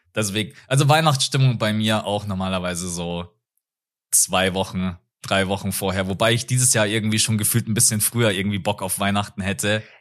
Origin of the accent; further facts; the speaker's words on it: Bavaria, Germany; bei uns in Bayern